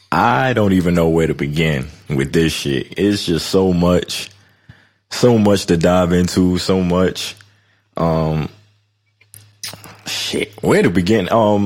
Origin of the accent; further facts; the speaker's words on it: Detroit, Michigan, United States; I'm from Detroit. I tell her all